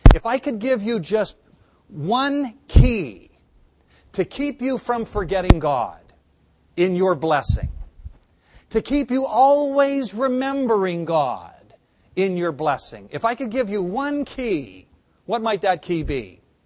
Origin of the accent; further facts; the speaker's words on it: United States; As American Christians